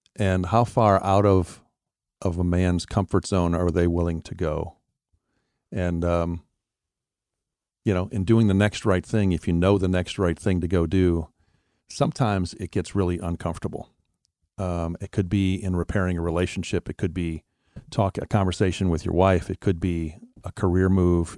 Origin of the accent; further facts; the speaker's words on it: Wisconsin, United States; moved away; also born or lived in Florida; I was born and raised in Wisconsin, and I, I grew up in a Christian home